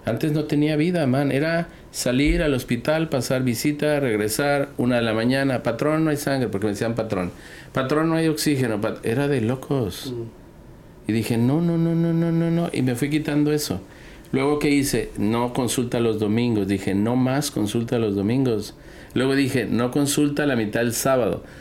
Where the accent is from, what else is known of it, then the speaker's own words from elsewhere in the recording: Guadalajara, Jalisco, Mexico; yo nací en Guadalajara